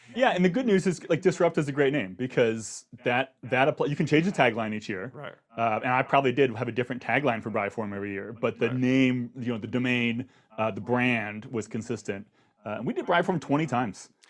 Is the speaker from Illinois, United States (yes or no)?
no; Akron, Ohio, United States; I grew up in Akron, Ohio